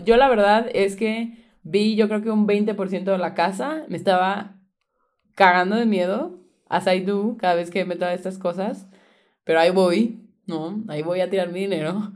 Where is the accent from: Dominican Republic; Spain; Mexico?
Mexico; Veracruz; moved away